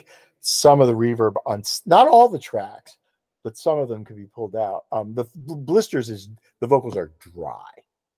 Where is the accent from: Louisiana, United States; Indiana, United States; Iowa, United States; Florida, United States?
Florida, United States; because I'm from Florida, and so …, you know, I hear things … said